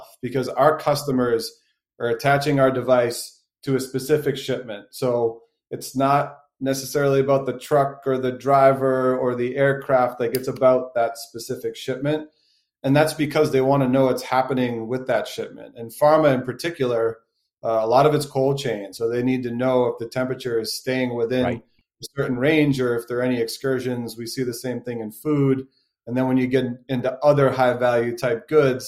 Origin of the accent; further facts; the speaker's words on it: Boston, Massachusetts, United States; I'm a born and raised Bostonian